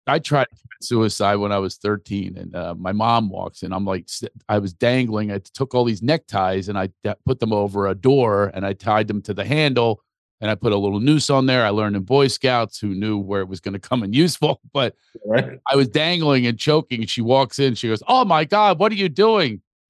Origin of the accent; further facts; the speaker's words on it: Philadelphia, Pennsylvania, United States; also born or lived in New York; now in Los Angeles, United States; Yeah, I am in Los Angeles. I've been living out here for a little, but I'm also from Philadelphia and New York.